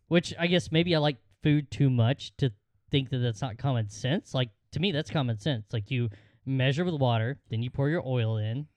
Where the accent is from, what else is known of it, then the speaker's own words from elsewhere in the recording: Georgia, United States; in Georgia, we had the, uh, the annual football game